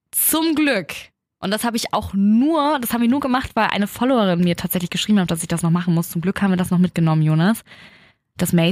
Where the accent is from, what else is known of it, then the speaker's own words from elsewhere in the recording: Germany; konnte plötzlich Deutsch sprechen, als ich meinte, ich komme aus Deutschland.